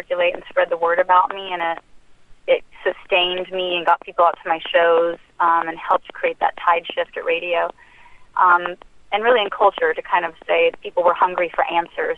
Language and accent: English; Anchorage, Alaska, United States; moved away; also born or lived in Utah; I grew up in Anchorage for a while where we lived in the projects